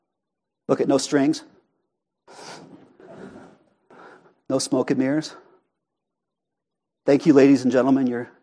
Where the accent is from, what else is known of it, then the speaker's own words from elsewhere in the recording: Prescott Valley, Arizona, United States; accent: Prescott Valley; But you could say there's a better way to pronounce that, but that's my Prescott Valley accent.